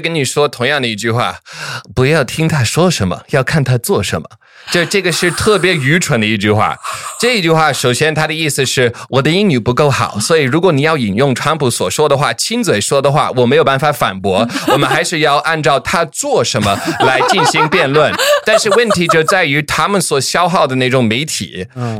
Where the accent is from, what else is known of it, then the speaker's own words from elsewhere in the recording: the American South, United States; 我是毕竟在美国南方长大了